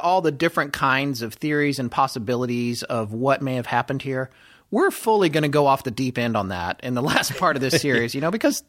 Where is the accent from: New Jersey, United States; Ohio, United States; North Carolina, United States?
North Carolina, United States; accent: Southern; also born or lived in Denver, Colorado; When I was a kid, and I used to live in Denver, and my mother and I moved. She was a single parent. We moved across the country from Colorado to North Carolina to be closer to her extended family.